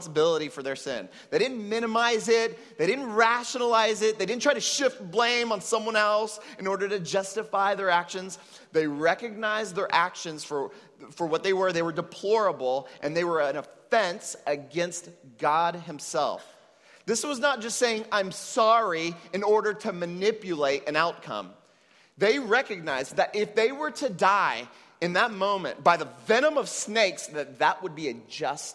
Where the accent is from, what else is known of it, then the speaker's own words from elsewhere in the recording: United States; now in Puerto Rico; I was raised in the United States to Mexican parents